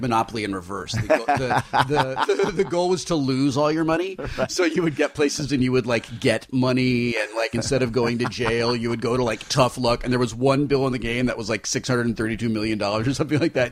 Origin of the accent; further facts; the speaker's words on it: Southern California, United States; we're from Southern California